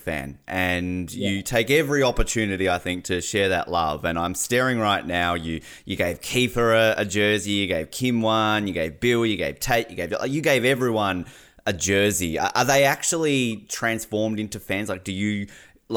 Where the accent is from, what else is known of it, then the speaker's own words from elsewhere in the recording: Australia; I'm Australian